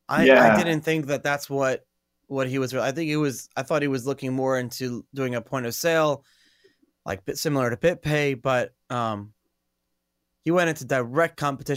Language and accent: English; New York City, New York, United States; I came from, from Brooklyn.